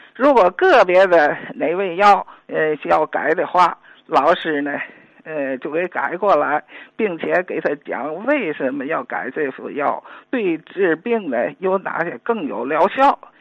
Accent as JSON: {"language": "Chinese", "region": "Tianjin", "country": "China", "said": "我也那个作为天津人吧"}